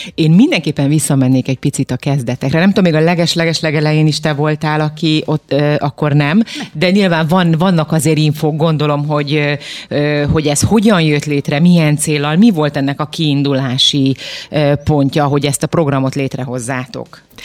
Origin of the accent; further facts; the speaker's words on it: Transylvania, Romania; now in Hungary; én nem itt nőttem fel Magyarországon, lehet, hogy, hogy ez itt máshogy volt, de most akkor majd kijavítasz, ha nem így. De nekem gyerekkoromban én Erdélyben születtem